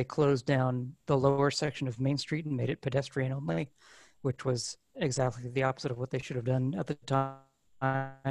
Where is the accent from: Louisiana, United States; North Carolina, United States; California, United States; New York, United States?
New York, United States; Pleasant Valley; also born or lived in Poughkeepsie; I was born in Poughkeepsie and grew up in Pleasant Valley